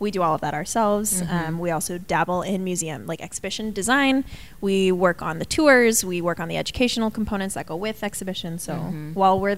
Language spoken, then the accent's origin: English; Tucson, Arizona, United States; Tucson, Arizona.